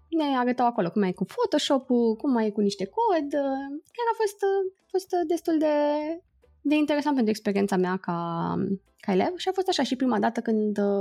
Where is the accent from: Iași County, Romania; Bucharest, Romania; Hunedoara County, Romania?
Iași County, Romania; Iași; moved away as an adult; also born or lived in Timișoara, Romania / London, United Kingdom; now in San Francisco, United States; eu sunt din Iași, deci am făcut toată școala în Iași.